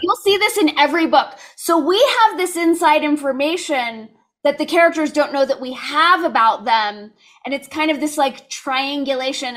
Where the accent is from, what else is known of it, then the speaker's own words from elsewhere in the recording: California, United States; I grew up in California, so it was just kind of assumed we were all gonna go to U C schools